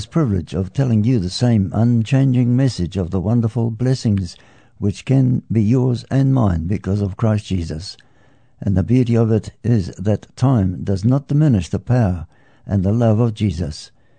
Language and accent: English; Bolivia; During the early days of my life as I grew up in Bolivia, my parents and I would listen to shortwave radio